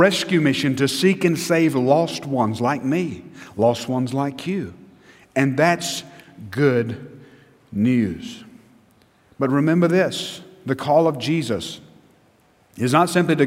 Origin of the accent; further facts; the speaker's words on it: United States; as an American, as a Christian American